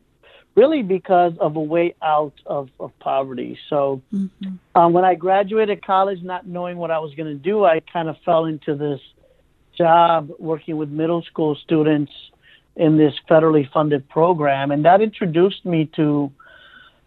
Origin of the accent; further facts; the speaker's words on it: Cleveland, Ohio, United States; I came to Cleveland in the early 80s at the age of five with my mom and brother.